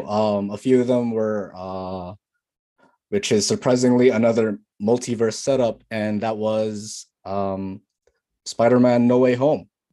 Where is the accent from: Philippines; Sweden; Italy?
Philippines; now in Canada; we're Filipino. We have a lot of English in our country